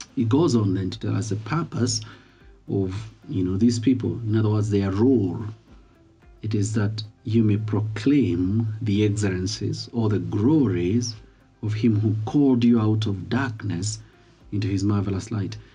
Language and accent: English; Kenya; I am Kenyan, and I'm a follower of Jesus Christ